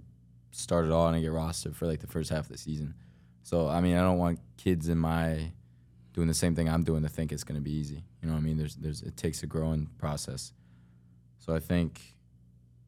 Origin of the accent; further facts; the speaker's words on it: Florida, United States; now in Columbus, United States; I'm from Florida. I'm a Florida boy